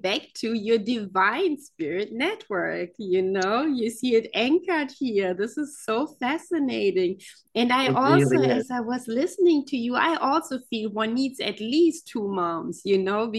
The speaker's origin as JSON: {"language": "English", "country": "Germany", "said": "I come from Germany, the country of fairy tales"}